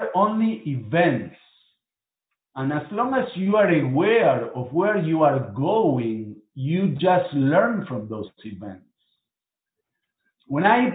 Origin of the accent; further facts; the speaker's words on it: Buenos Aires, Argentina; moved away as an adult; now in Miami, United States; I was born in Argentina